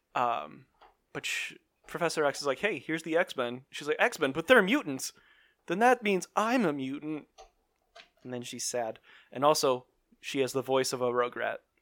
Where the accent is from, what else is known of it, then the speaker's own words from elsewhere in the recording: Illinois, United States; We're from Illinois